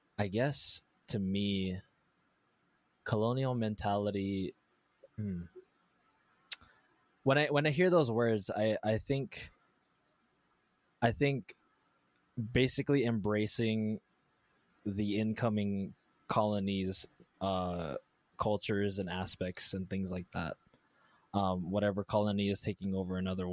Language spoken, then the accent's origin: English; Hawaii, United States; my American upbringing